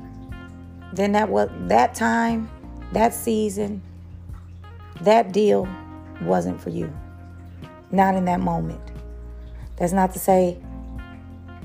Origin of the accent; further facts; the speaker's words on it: Kansas City, Missouri, United States; Kansas City Chiefs have won the Super Bowl again, and y'all know that's my hometown